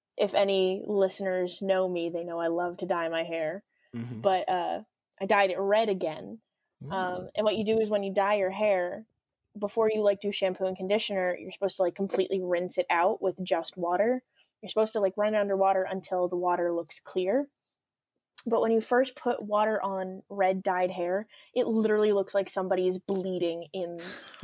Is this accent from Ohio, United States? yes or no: no; New Jersey, United States; I'm from New Jersey